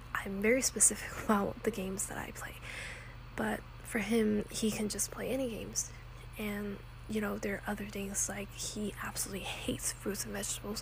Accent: Texas, United States; moved away as an adult; I came from Texas

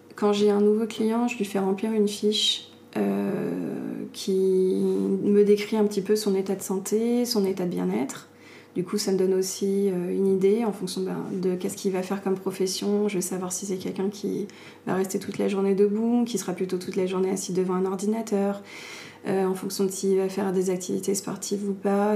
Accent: Paris, Île-de-France, France; moved away as an adult; also born or lived in London / Argentina; je viens de Paris. Je suis née à Paris, j'ai grandi à Paris, et j'avais vécu toute ma vie à Paris

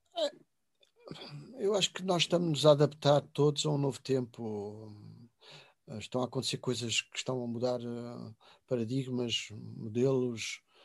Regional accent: Covilhã, Centro, Portugal; o largo da minha aldeia e da minha cidade de Covilhã

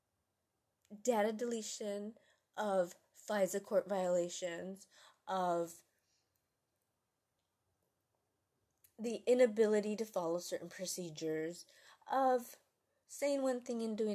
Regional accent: United States; as an American

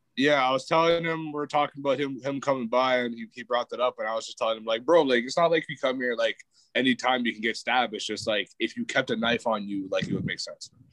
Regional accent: Canada; also born or lived in Winnipeg, Manitoba; fellow Canadians

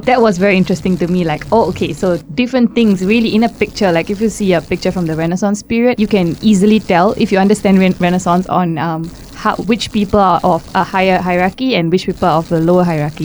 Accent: Singapore; moved away as an adult; now in Hungary; I'm from Singapore

